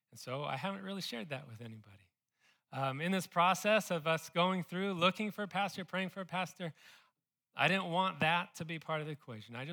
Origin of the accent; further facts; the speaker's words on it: California, United States; now in Austin, United States; I came from California. I do miss them a little bit.